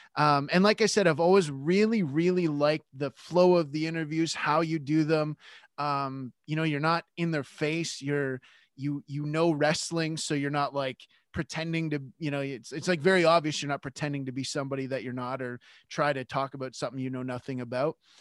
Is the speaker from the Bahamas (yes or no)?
no; Canada; I'm Canadian